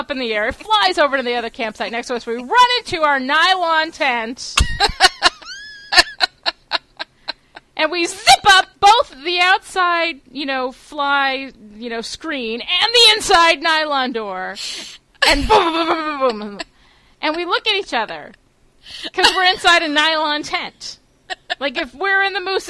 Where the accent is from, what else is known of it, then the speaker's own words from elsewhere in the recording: New York, United States; we're two girls from New York